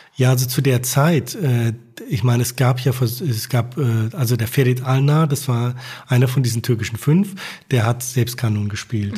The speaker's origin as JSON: {"language": "German", "region": "Rhineland-Palatinate", "country": "Germany", "tie": "born or raised there", "also_born_or_lived": "Turkey", "moved": "as an adult", "said": "wir sind dann halt dahin gezogen, wo ich aufgewachsen bin, also mit der Hilfe meiner Eltern. Und deswegen bin ich auch jetzt wieder in der Pfalz."}